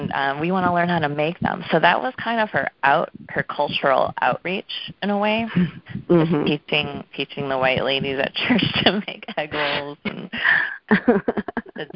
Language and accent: English; suburbs of Milwaukee, Wisconsin, United States; I'm from Wisconsin. I'm from the suburbs of Milwaukee. So from 0 through 17 at the same house.